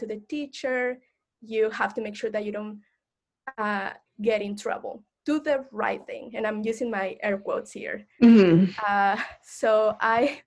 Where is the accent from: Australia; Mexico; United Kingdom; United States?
Mexico; moved away; I identify as Mexican, Latinx, and I grew up in Mexico, in an educational Mexican system